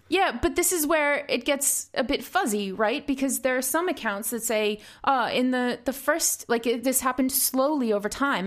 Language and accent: English; Rhode Island, United States; Harrisville, Rhode Island, which is actually my home state